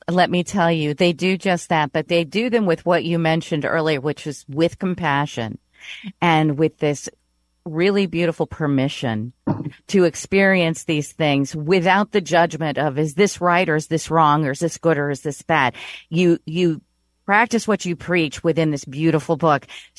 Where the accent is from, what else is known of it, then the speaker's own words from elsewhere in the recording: Elkhart, Indiana, United States; moved away as an adult; also born or lived in New York; I would stop living after 41 years in New York and pick up my bags and move back to my hometown of, you know, Northern Indiana, Elkhart, Indiana, to live closer to my parents.